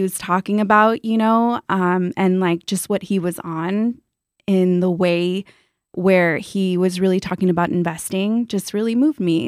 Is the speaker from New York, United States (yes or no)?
no; San Juan Capistrano, California, United States; I grew up in Orange County in a small town called San Juan Capistrano